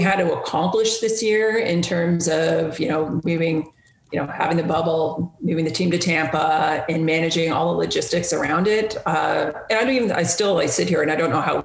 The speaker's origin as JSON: {"language": "English", "country": "Canada", "said": "me as a Canadian, me as a Raptors fan"}